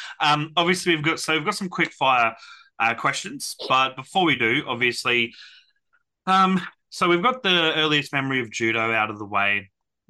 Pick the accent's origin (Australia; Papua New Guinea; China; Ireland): Australia; Brisbane, Queensland; I was born in Brisbane myself.